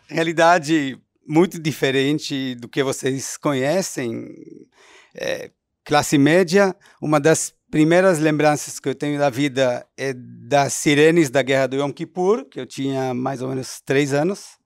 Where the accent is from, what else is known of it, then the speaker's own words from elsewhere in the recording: Israel; Portuguese is a second language; now in Brazil; eu nasci em Israel em 1970